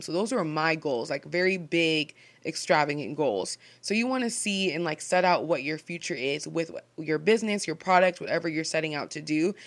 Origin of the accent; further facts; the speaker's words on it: Seattle, Washington, United States; I'm just a gal from Seattle